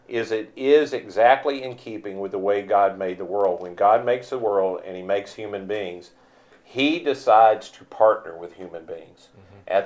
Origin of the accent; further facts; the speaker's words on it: Mississippi, United States; I grew up in the South and only ever experienced the South. I'm a Mississippi guy